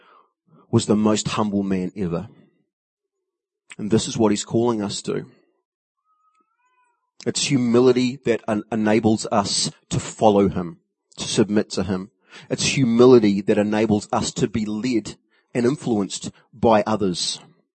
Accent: New Zealand; As a Kiwi

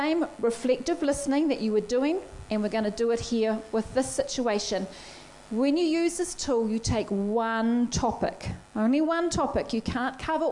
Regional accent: Blenheim, Marlborough, New Zealand; moved away; when I go home to my hometown is in Blenheim, and when we go home there to visit my family

